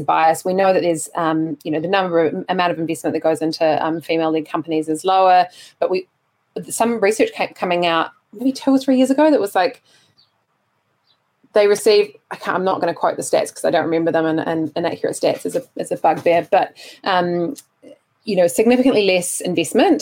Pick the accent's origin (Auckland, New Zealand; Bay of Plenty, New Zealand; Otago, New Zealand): Otago, New Zealand; Dunedin; moved away as an adult; now in Wellington, New Zealand; it is my hometown